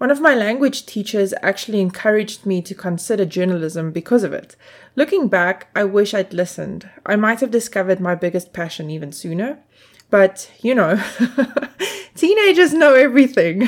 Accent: South Africa; I grew up in South Africa in a time when the film industry hadn't yet discovered the place

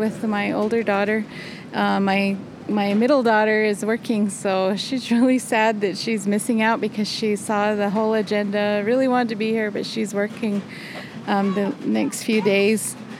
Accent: Shiprock, New Mexico, United States; I'm from Shiprock

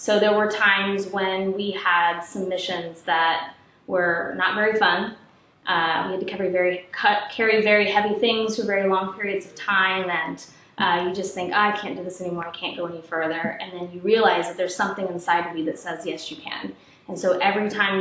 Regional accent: Ohio, United States; I grew up in Ohio, I'm its biggest fan

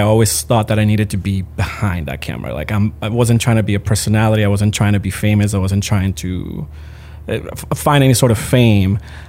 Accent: Managua, Nicaragua; born there; also born or lived in Puerto Rico; In Managua, Nicaragua. My parents moved to Puerto Rico. My dad's Puerto Rican, so we moved.

